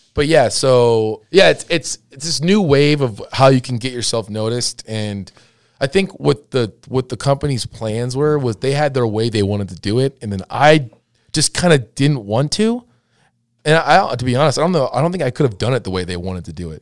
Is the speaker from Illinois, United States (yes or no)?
no; Laguna Hills, California, United States; I grew up skating in Laguna Hills